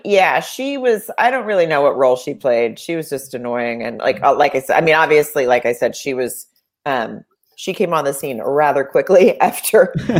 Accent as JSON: {"language": "English", "region": "Arkansas", "country": "United States", "tie": "born or raised there", "also_born_or_lived": "Germany / Miami / Texas / Virginia", "said": "we moved around a bunch when I was very, very young, but from the time I was 5-6 years old on, I was in Arkansas. But like, I was born in Germany, and then we lived in Miami, and we lived in Texas, and we lived somewhere in Virginia. But when they split up, we were in Dallas."}